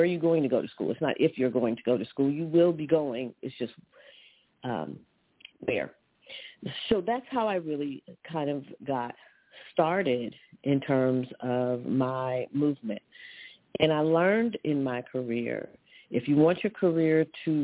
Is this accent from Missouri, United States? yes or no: yes; Missouri, United States; moved away as an adult; also born or lived in California; now in New Jersey, United States; I'm a Midwest girl. I grew up in the Show Me State